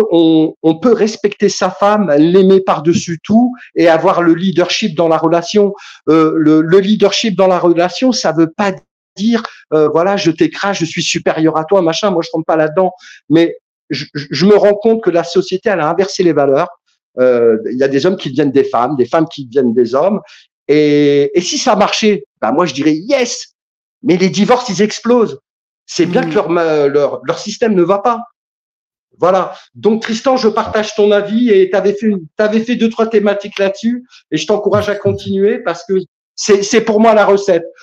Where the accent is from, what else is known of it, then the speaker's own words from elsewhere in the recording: Kabylie, Algeria; Alors, moi, je suis, je suis, je suis maghrébin, je suis kabyle, voilà.